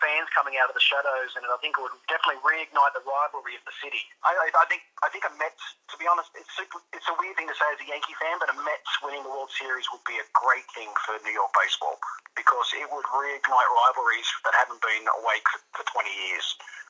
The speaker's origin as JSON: {"language": "English", "region": "New South Wales", "country": "Australia", "said": "I'm from New South Wales, where rugby league is the sport, and Queensland as well."}